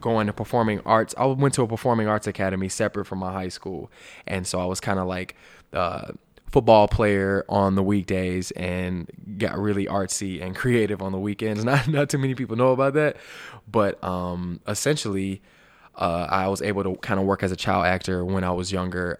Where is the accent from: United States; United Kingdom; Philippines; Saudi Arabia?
United States; Alabama; my hometown place of birth, Sweet Home, Alabama